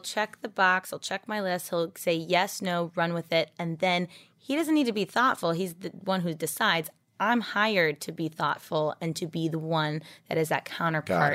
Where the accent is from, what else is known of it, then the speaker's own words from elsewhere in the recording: Oregon, United States; moved away as an adult; also born or lived in Las Vegas; I'm from Oregon, but I went to U N L V for my event planning and hospitality